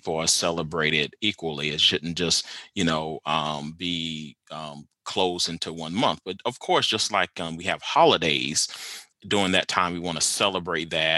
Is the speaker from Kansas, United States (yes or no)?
no; Lake City, South Carolina, United States; now in Stillwater, United States; I am originally from Lake City, South Carolina